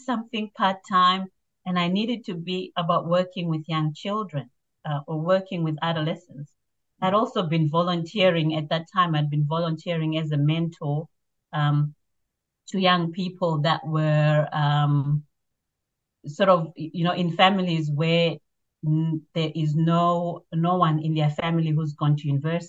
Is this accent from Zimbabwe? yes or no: yes; Zimbabwe; now in Australia; I grew up in Zimbabwe, which is in Southern Africa